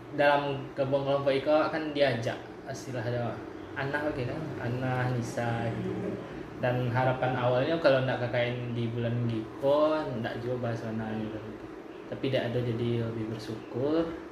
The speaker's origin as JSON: {"language": "Indonesian", "town": "Bukittinggi", "region": "West Sumatra", "country": "Indonesia", "tie": "born or raised there", "said": "Lahir di Bukit Tinggi, 25 Januari 1999"}